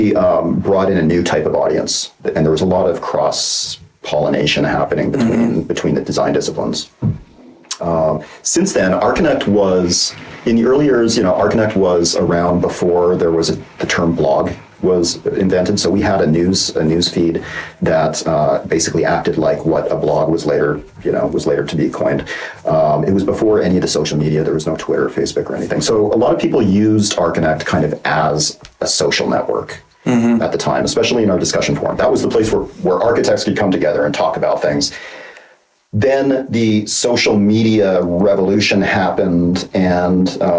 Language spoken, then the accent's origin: English; Calgary, Alberta, Canada; now in Los Angeles, United States; I was born in Calgary, Alberta. I'm still a Canadian citizen, even though I've been living in Los Angeles for longer than I've ever lived in Canada